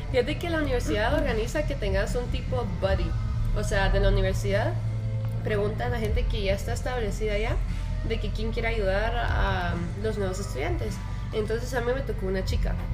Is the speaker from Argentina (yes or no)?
no; Guatemala; Pues sí, em, pues yo nací en Guatemala, o sea, toda mi vida es, bueno, he estado en Guatemala.